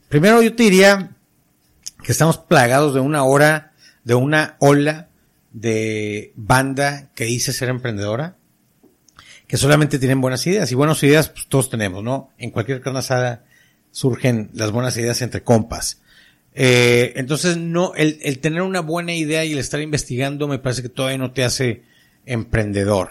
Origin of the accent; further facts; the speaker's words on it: Monterrey, Nuevo León, Mexico; como todo regio, insisto, como todo norteño